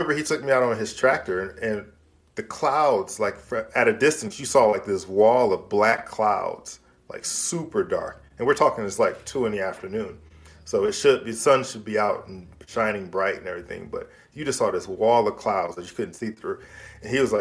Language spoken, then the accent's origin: English; Michigan, United States; moved away; growing up in Michigan